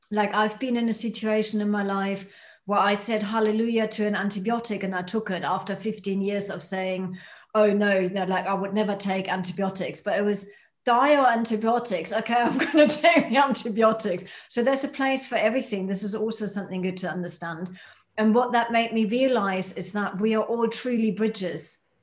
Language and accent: English; United Kingdom; by being a Brit, that's how you help people step into their power